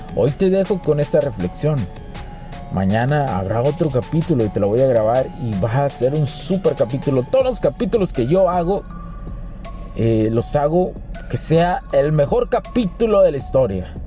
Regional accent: Mexico; Yo soy mexicano, o sea, yo, yo, soy mexicano, por los que lo preguntan, soy mexicano

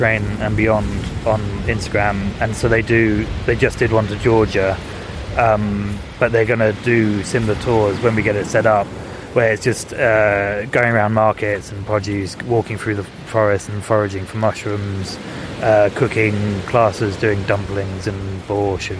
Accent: Scarborough, Yorkshire and the Humber, United Kingdom; I grew up on the Scarborough coast

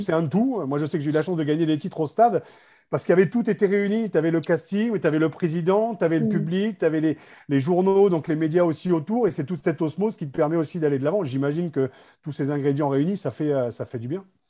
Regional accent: Beauvais, Hauts-de-France, France; Je suis Picard, hein, je suis fier d'être Beauvaisier

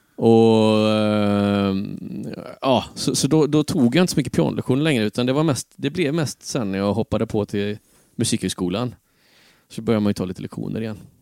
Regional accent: Tranemo, Västra Götaland, Sweden; Tranemo igen? Ja, precis. Det var eh, hem till rötterna

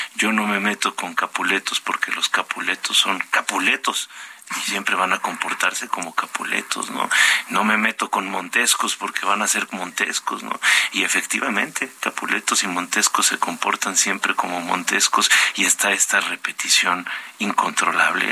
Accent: northern Mexico, Mexico; moved away; yo soy norteño

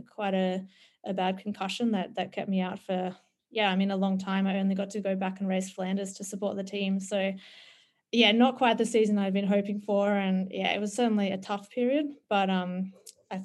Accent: Australia; moved away as an adult; as a Aussie kangaroo who's normally used to being in the heat

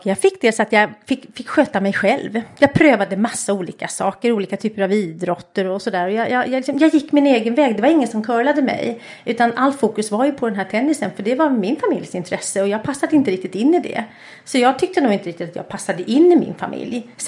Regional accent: Stockholm, Stockholm County, Sweden; jag kommer från Stockholm och jag är, eh, har två syskon, en äldre bror och en yngre bror.

